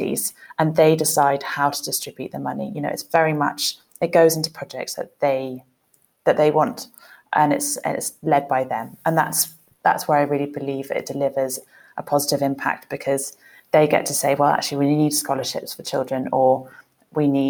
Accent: London, United Kingdom; moved away as an adult; also born or lived in Kenya; I born and bred in London

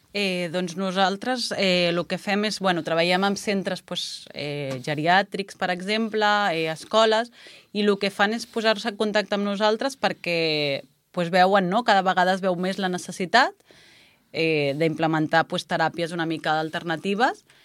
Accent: Puigcerdà, Catalonia, Spain; also born or lived in Prats i Sansor, Lleida; jo sóc de la Cerdanya i vaig néixer a Puigcerdà.

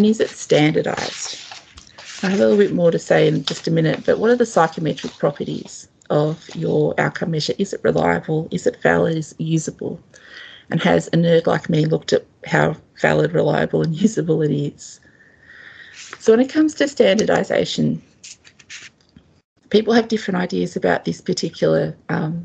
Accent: Australia; as an Australian

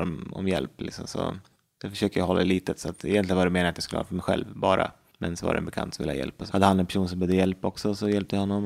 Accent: Västerås, Västmanland, Sweden; also born or lived in Uppsala; Jag kommer från eh, Västerås, född och uppvuxen där. Jag har bott där i hela mitt liv

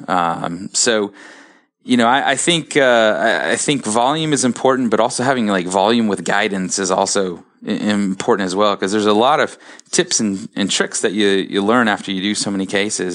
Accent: Columbus, Ohio, United States; I'm from Columbus, my wife is from Cleveland, and so we wanted to stay in this area

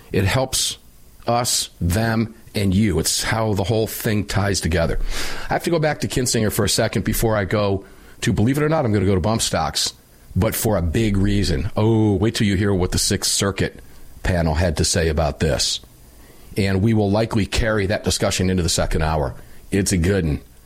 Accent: Tampa, Florida, United States; my hometown in Tampa, Florida

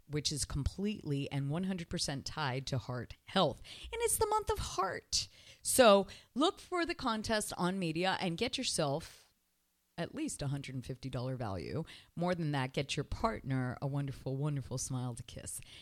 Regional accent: Canada; now in Miami, United States; I was raised in Canada

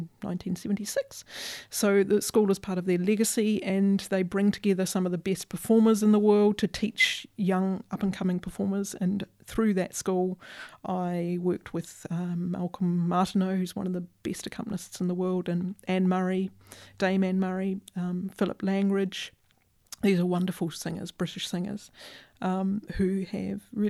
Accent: Christchurch, Canterbury, New Zealand; moved away as an adult; as a New Zealander

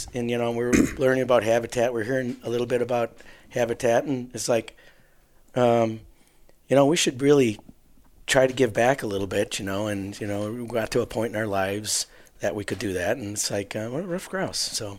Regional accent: Waukesha, Wisconsin, United States; We're from southeast Wisconsin, Waukesha area.

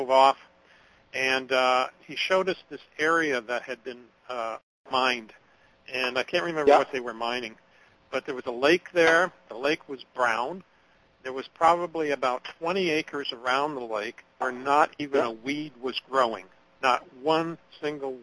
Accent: Anchorage, Alaska, United States; moved away; I grew up in Anchorage, Alaska, and that's where I learned to fish with my dad

